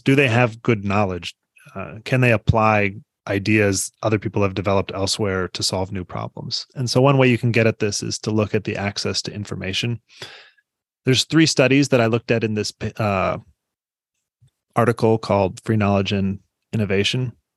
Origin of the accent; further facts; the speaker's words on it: Iowa City, Iowa, United States; also born or lived in Des Moines, Iowa; I grew up in Iowa City, and we have one of his Carnegie's libraries